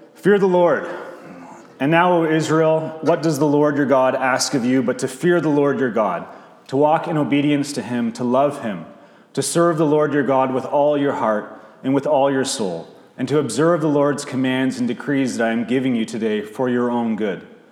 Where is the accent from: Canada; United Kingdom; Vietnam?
Canada; Bowmanville, Ontario; also born or lived in St. Catharines, Ontario; I was born in St. Catharines, but grew up uh, as a child from 4 to 18 in Bowmanville